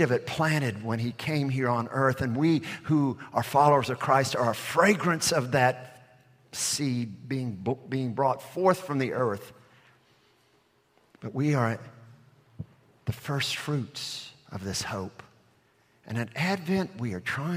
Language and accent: English; Alabama, United States; moved away; I'm from Alabama